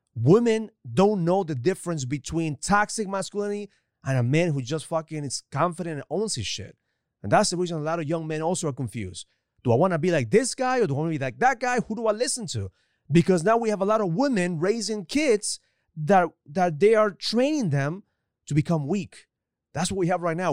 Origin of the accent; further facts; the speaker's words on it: Ecuador; now in United States; growing up in Ecuador